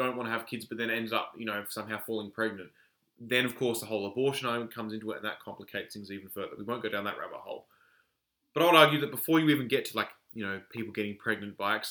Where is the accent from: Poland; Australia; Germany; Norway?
Australia; a man born and raised in Australia